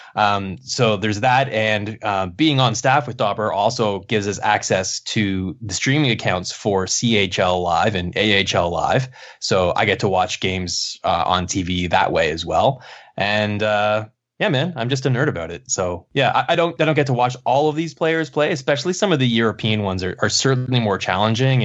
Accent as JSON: {"language": "English", "town": "Kingston", "region": "Ontario", "country": "Canada", "tie": "born or raised there", "said": "I was seeing Frontenac's games in my hometown"}